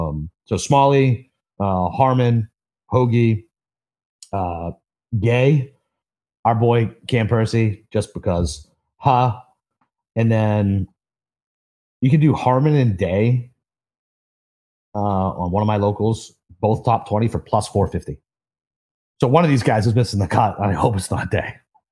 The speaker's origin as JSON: {"language": "English", "town": "Boston", "region": "Massachusetts", "country": "United States", "said": "I lived in Savannah and I'm from Boston."}